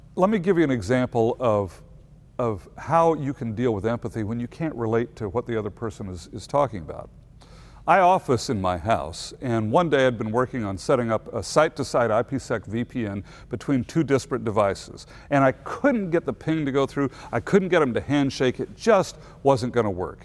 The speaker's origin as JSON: {"language": "English", "region": "Missouri", "country": "United States", "said": "I'm from Missouri"}